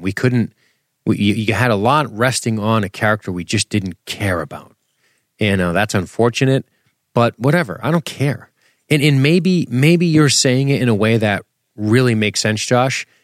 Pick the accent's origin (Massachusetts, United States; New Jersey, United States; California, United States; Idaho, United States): Massachusetts, United States; we're from Massachusetts